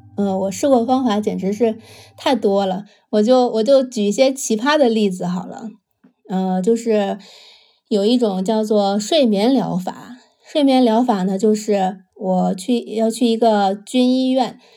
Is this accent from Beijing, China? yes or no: yes; Beijing, China; now in Sydney, Australia; 我来自北京，现在定居澳大利亚悉尼，今年三十六岁